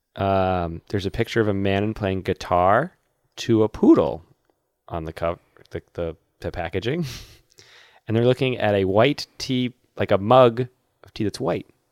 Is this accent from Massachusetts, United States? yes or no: yes; Massachusetts, United States; my home state